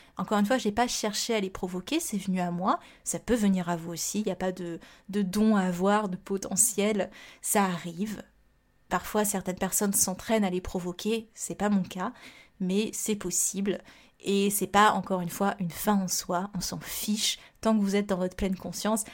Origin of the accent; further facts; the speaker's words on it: Réunion; moved away; also born or lived in Montpellier; je viens de la Réunion